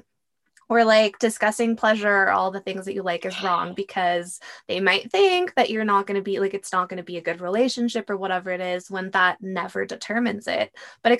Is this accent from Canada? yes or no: no; Mexico; I grew up in Mexico where it's a very Catholic country